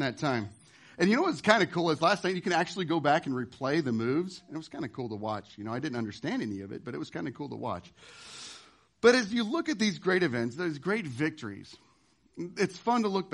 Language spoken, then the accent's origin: English; Nebraska, United States; now in Washington, United States; I am from the great state of Nebraska, the good life